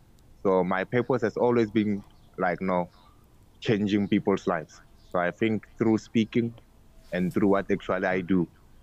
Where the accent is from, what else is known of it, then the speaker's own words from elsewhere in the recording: Kimberley, Northern Cape, South Africa; now in Pretoria, South Africa; I'm originated from Kimberley, but now I'm in Pretoria.